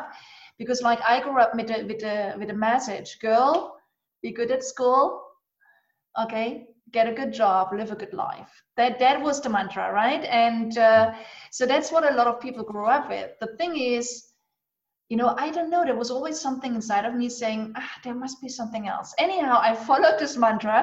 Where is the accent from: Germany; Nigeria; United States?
Germany; eastern Germany; I grew up actually in Eastern Germany.